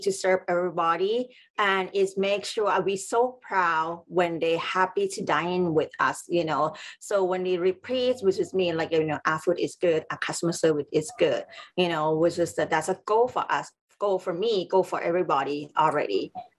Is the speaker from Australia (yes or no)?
no; San Francisco, California, United States; English is a second language; So the thing for me is, because I'm from San Francisco